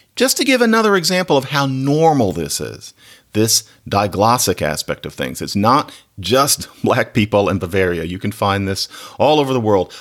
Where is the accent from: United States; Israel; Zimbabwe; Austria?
United States; Philadelphia, Pennsylvania; I'm from Philadelphia.